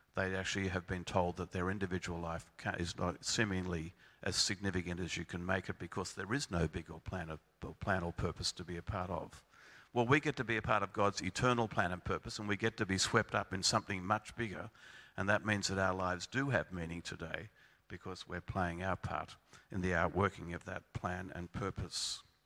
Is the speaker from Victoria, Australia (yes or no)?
yes; Melbourne, Victoria, Australia; I come from Melbourne